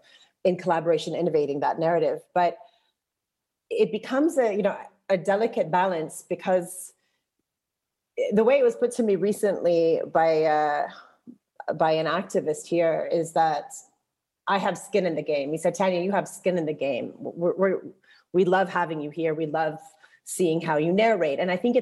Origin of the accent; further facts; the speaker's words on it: Jordan; also born or lived in Texas, United States; And I also felt a bit restricted because I'm not Palestinian, I'm Jordanian, I'm Circassian, I'm Texan. I have Palestinian children. I was married living here